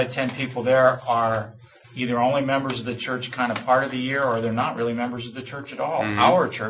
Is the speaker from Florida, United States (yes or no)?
yes; Florida, United States; I come from Florida.